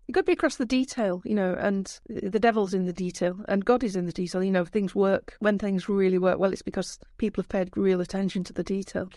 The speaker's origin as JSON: {"language": "English", "region": "Yorkshire and the Humber", "country": "United Kingdom", "also_born_or_lived": "London", "accent": "Yorkshire", "moved": "as an adult", "said": "I'm from Yorkshire, obviously, 'cause you can tell from my accent"}